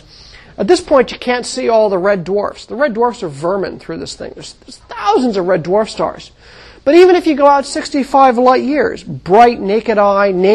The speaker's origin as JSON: {"language": "English", "country": "United States", "tie": "born or raised there", "moved": "yes", "said": "When I was growing up in the Mojave Desert, I could see the Milky Way out of my backyard"}